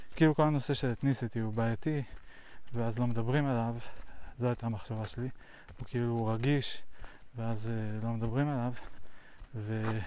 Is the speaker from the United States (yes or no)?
yes; United States; now in Israel; פעם אני הייתי אמריקאי שגר בארצות הברית